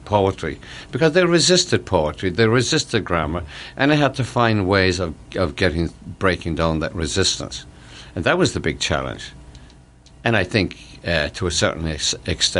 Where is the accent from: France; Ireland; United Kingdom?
Ireland; moved away as an adult; now in United States; I came from Ireland carrying strange baggage, the poverty, my father's alcoholism, and so on